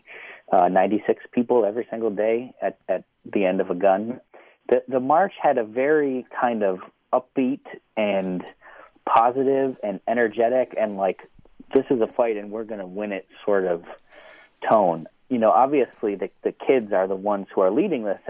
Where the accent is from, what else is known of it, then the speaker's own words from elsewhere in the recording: Buffalo, New York, United States; I'm from Buffalo, New York